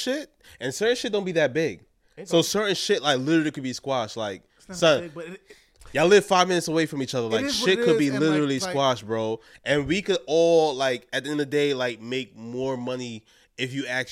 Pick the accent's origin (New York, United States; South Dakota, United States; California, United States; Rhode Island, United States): New York, United States; New York City; we're all from Brooklyn